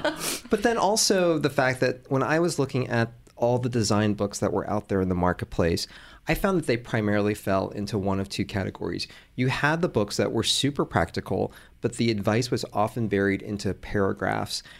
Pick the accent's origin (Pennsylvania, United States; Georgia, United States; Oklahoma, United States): Georgia, United States; Atlanta; born or raised there; also born or lived in Hong Kong